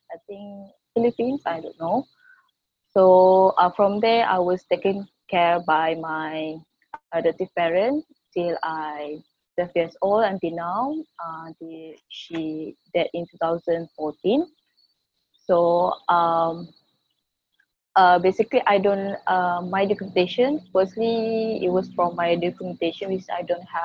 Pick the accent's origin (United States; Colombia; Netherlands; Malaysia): Malaysia; I'm from Malaysia. I was born in Malaysia.